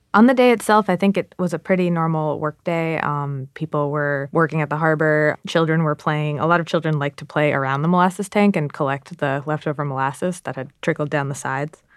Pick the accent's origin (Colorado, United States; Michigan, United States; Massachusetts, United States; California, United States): Massachusetts, United States; I grew up in Massachusetts